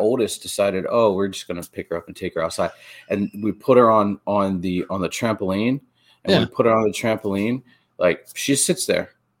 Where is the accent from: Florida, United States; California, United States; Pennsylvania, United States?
Pennsylvania, United States; Erie; Yeah, I grew up in Erie, and I had a bunch of friends.